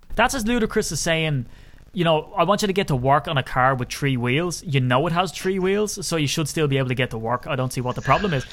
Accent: Ireland; I'm an Irishman

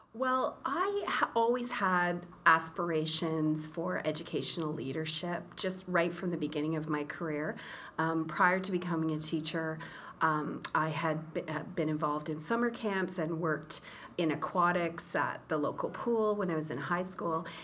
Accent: Brockville, Ontario, Canada; moved away as an adult; also born or lived in Rabat, Morocco; now in Toronto, Canada; I was born in Brockville

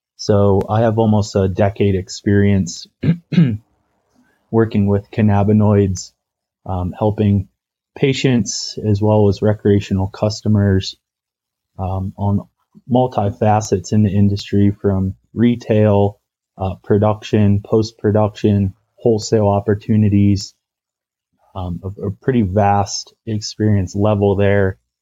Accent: Ohio, United States; moved away as an adult; also born or lived in Atlanta / Telluride, Colorado; now in Colorado, United States; packaging products that were being made in Ohio, my home state

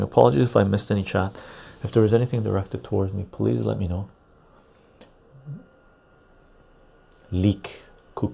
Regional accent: Canada; I'm Canadian

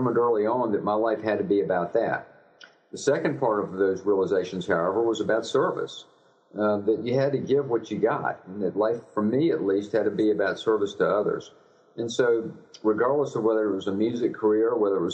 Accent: Richmond, Virginia, United States; I was raised in suburbia outside of Richmond, Virginia

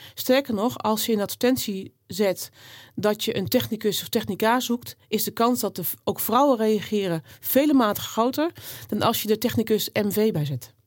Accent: Netherlands; ik ben hier ook geboren in Nederland. Ik ben echt Nederlands klein getrokken

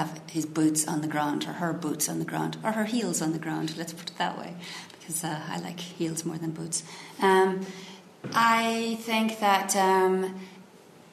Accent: Ireland; moved away as an adult; also born or lived in Silicon Valley, United States; now in United States; I love being Irish. I mean, and to me, I mean, people usually, when I start talking, initially when I was younger, right, I emigrated when I was 25

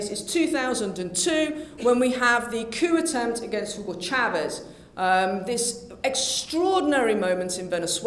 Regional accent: United Kingdom; being British

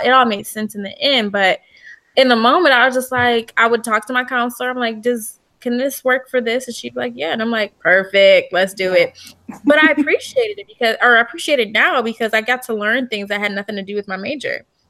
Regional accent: Detroit, Michigan, United States; growing up in Detroit

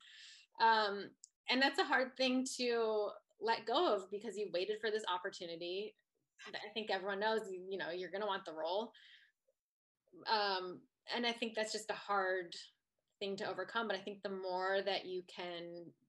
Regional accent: Ohio, United States; moved away; I'm from Ohio

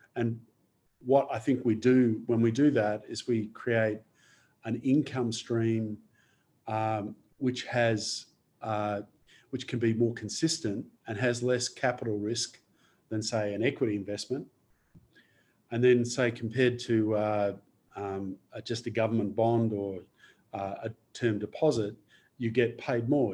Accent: Adelaide, South Australia, Australia; moved away; I originally I'm from Adelaide.

